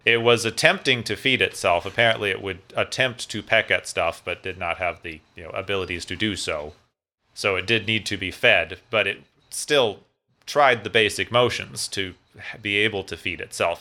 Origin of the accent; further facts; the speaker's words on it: Phoenix, Arizona, United States; my hometown of Phoenix, Arizona